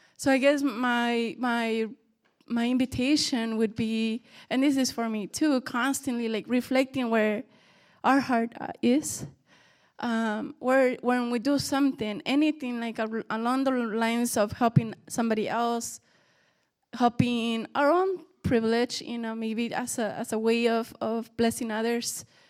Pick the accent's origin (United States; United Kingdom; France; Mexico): Mexico; moved away; we grew up in Mexico